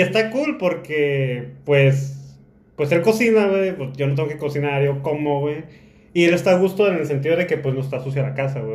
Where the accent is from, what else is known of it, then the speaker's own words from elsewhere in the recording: Tijuana, Baja California, Mexico; moved away as an adult; now in Zacatecas, Mexico; Yo soy de Tijuana, yo soy de aquí de Tijuana, nací en Tijuana y toda mi vida he vivido aquí en Tijuana